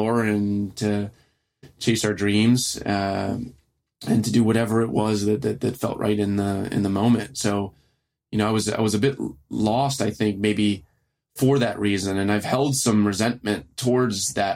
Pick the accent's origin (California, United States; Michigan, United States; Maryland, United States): Maryland, United States; Baltimore; first language French; growing up in Baltimore City